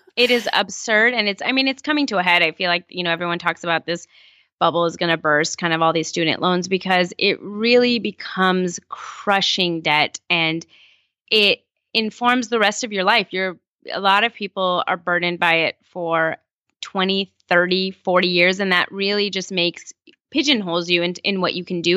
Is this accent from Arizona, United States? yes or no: no; California, United States; also born or lived in Iran; I've grown up in California, um, for the rest of my life, you know, since I was about four